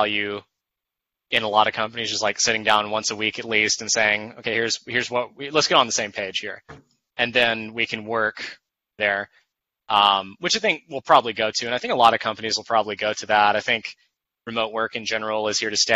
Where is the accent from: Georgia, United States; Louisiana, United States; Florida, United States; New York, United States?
Georgia, United States; Macon; moved away as an adult; also born or lived in Atlanta; my hometown of Macon